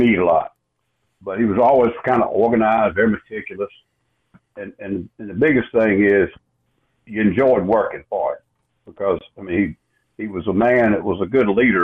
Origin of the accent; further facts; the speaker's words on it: Winnsboro, South Carolina, United States; I grew up in Winsboro